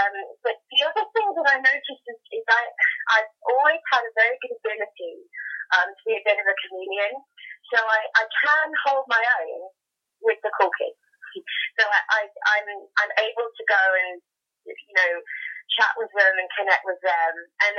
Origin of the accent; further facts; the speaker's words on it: Hastings, South East England, United Kingdom; I'm from Hastings in the UK.